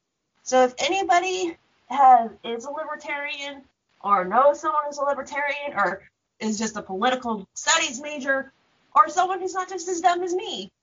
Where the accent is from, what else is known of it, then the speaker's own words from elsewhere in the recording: United States; I'm from Knox County, and we're told that if we don't do this, we will get fined anywhere between $50 to $500, depending on the area.